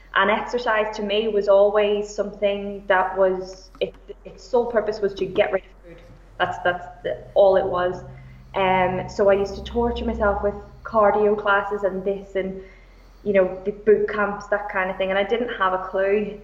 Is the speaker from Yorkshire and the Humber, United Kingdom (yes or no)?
no; Belfast, Northern Ireland, United Kingdom; moved away as an adult; now in Liverpool, United Kingdom; I am originally from Belfast. I've lived in Liverpool for about eight years.